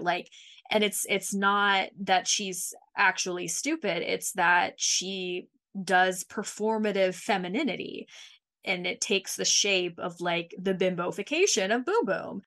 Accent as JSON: {"language": "English", "region": "Mississippi", "country": "United States", "tie": "born or raised there", "said": "I was born and raised in Mississippi"}